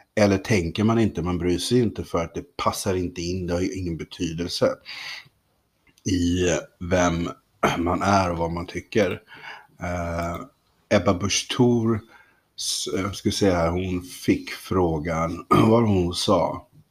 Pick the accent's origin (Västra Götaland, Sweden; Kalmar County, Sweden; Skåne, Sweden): Kalmar County, Sweden; moved away; uppe på norra Öland där jag växte upp.